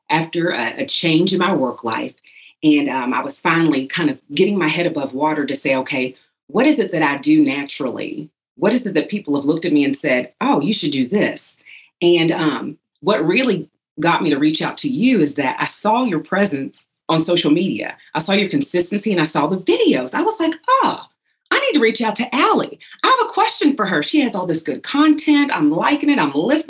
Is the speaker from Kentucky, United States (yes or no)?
yes; Louisville, Kentucky, United States; I was blessed and fortunate to work in my hometown here in Louisville, Kentucky